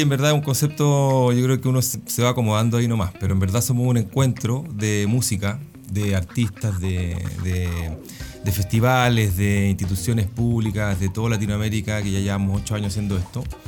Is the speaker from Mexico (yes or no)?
no; Chile